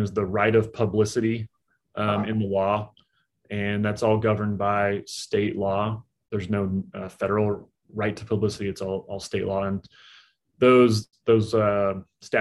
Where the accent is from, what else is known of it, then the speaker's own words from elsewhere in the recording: Topeka, Kansas, United States; moved away as an adult; also born or lived in San Francisco, California; now in Kansas City, United States; In 2011, I moved to Kansas City, which is where I live now, which is close to where I grew up in Topeka, Kansas